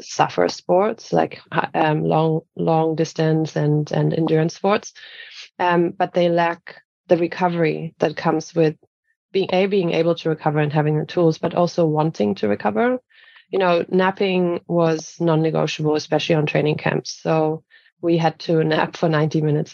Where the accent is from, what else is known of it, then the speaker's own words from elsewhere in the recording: Bayreuth, Bavaria, Germany; moved away as an adult; also born or lived in Cologne; my hometown in Bavaria called Bayreuth